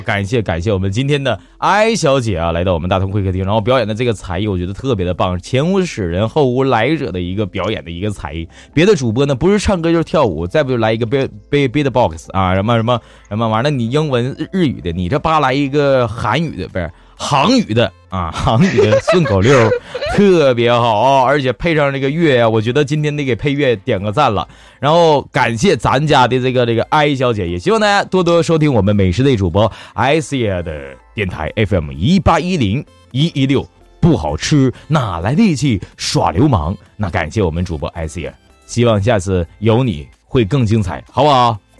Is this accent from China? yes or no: yes; Northeast China, China; 我们东北这边